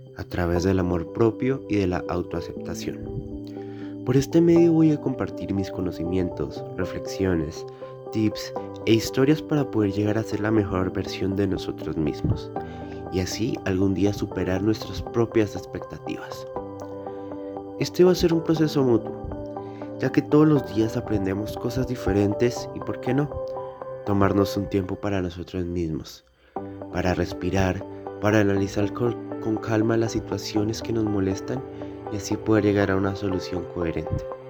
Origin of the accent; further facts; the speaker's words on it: Colombia; Soy un adolescente colombiano